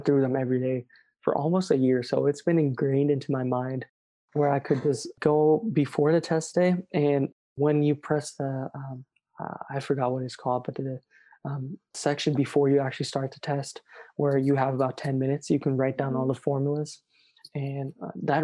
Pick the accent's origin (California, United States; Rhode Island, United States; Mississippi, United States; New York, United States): California, United States; I'm from California